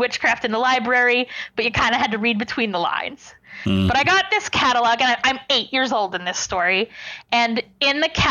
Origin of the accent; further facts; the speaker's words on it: Lancaster, Pennsylvania, United States; moved away as an adult; also born or lived in Delaware; now in Pittsburgh, United States; I grew up in Lancaster, Pennsylvania, which is known as like Amish country